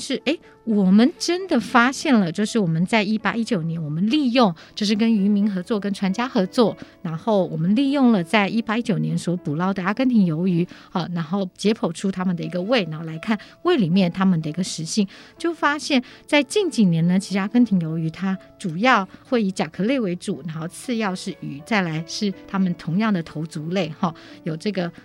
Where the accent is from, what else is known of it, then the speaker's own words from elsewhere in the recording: Taiwan; also born or lived in Japan; 我们台湾人